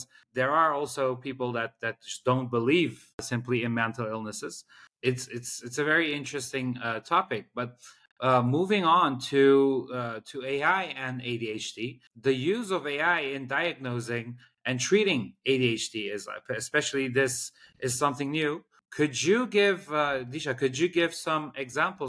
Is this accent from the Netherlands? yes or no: yes; Netherlands; growing up in Holland